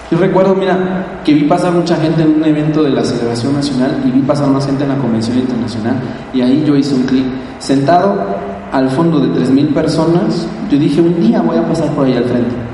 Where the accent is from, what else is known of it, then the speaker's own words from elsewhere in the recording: Mexico; ver tu país allá al frente y decir, yo vengo de México. Yo soy de esa gente que se estira y que paga el precio para tener sus sueños.